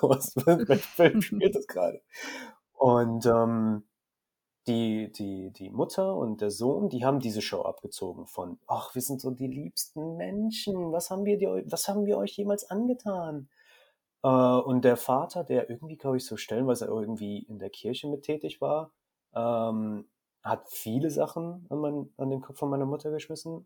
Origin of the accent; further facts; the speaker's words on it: Germany; Ich bin auch hier in dem Krankenhaus geboren. Also technisch gesehen kannst du sagen, ich bin durch und durch deutsch